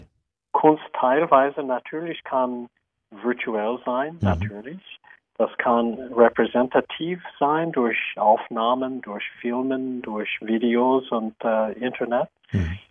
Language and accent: German; United States; German is a second language; moved away; Ich bin auch Amerikaner